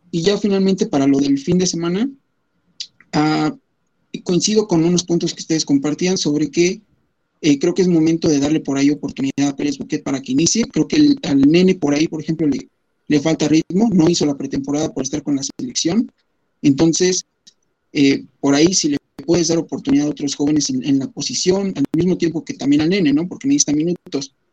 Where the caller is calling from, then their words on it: Texcoco, State of Mexico, Mexico; Desde el Estado de México. Acá por acá andamos, por Texcoco.